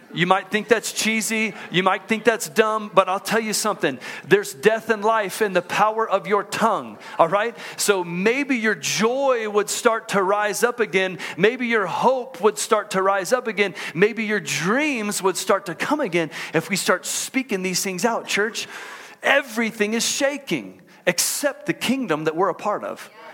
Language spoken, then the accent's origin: English; Houston, Texas, United States; moved away as an adult; also born or lived in College Station, Texas; now in Utah, United States; I grew up in Houston